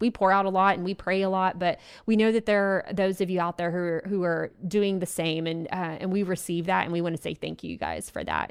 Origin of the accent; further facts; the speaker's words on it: Abilene, Texas, United States; Abilene, Texas, which is my hometown